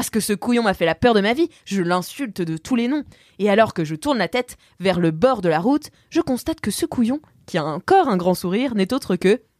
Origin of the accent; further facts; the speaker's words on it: Corsica, France; Donc, euh, comme on dit chez nous en Corse